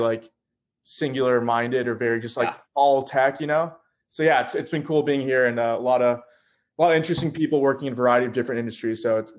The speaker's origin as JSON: {"language": "English", "region": "Florida", "country": "United States", "also_born_or_lived": "Bay Area, United States", "moved": "yes", "lives_now": "New York, United States", "said": "I'm originally from Florida, you know, liked being in the Bay Area, like the West Coast, but wanted to kind of return."}